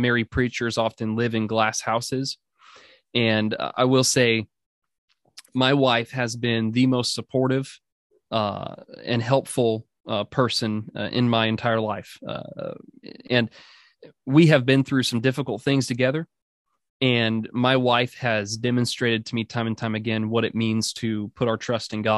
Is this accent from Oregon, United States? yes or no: yes; Oregon, United States; also born or lived in Orange, California; I was born in Orange, California, but I was raised in the Pacific Northwest in Oregon